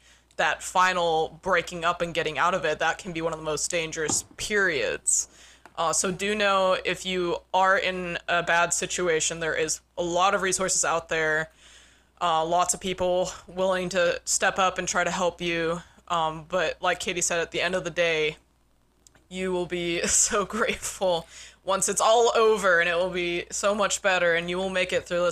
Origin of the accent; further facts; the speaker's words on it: Westminster, Colorado, United States; moved away; I grew up in Westminster between Denver and Boulder